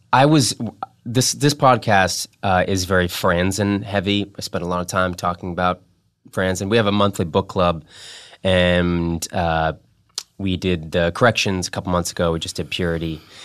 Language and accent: English; Massachusetts, United States; I'm also from Massachusetts